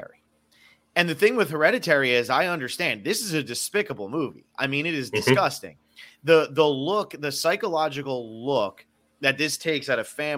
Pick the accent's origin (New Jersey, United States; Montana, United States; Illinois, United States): New Jersey, United States; moved away; also born or lived in Miami / Los Angeles; I'm from New Jersey. I've lived in Miami. I've lived